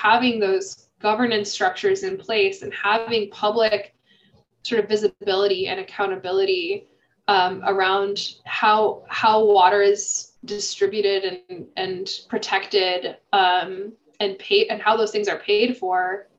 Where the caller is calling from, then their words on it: Illinois, United States; I'm calling in from Illinois.